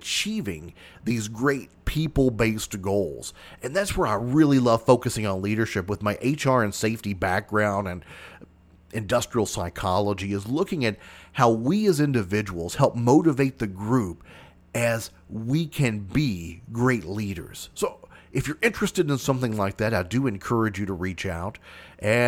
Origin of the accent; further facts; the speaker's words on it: Mayfield, Kentucky, United States; Even though I live south of that, I call that my hometown because that's where my high school was at.